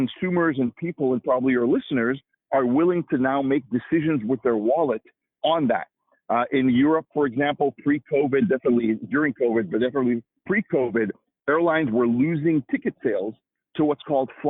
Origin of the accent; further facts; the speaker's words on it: Israel; moved away as an adult; also born or lived in Washington, United States; now in United States; I'm originally from Israel myself, came here to the U.S. To get my graduate degree at the University of Washington, and that was now 25 years ago